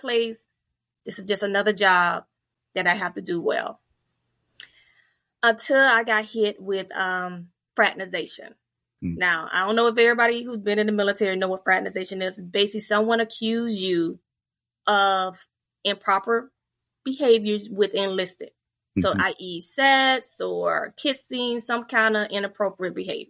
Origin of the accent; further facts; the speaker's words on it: Fort Pierce, Florida, United States; moved away as an adult; I grew up in a very mixed, diverse community. I'm from Fort Pierce, Florida, and it's very mixed.